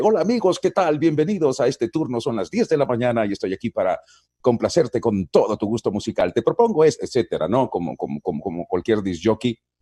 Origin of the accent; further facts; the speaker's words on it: San Miguel, El Salvador; Yo nací en San Miguel, que queda al oriente del Salvador